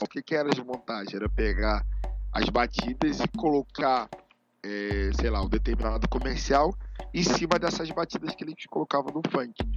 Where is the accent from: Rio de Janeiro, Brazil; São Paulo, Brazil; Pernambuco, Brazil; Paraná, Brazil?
Rio de Janeiro, Brazil; Eu que sou de Bangu, tinha o Cassino Bangu e o Bangu Atlético